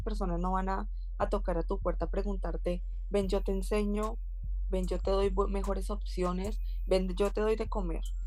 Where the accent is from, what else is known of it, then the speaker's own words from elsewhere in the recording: Colombia; now in Valencia, Spain; como buena colombiana